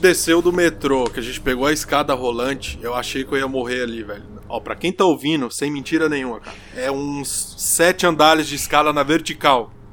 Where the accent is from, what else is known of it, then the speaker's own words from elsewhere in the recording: Brazil; now in Germany; somos do Brasil